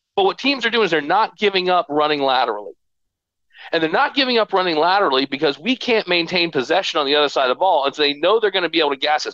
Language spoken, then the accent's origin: English; Stoughton, Massachusetts, United States; I was born in Stoughton